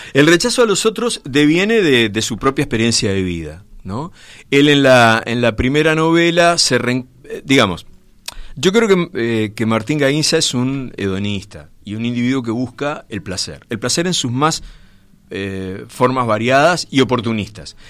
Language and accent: Spanish; Montevideo, Uruguay; el barrio Gracia Oriental, de donde soy yo